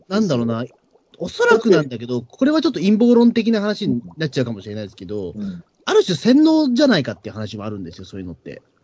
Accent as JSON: {"language": "Japanese", "region": "Tokyo", "country": "Japan", "tie": "born or raised there", "said": "東京生まれは東京出身だ、東京出身者だから"}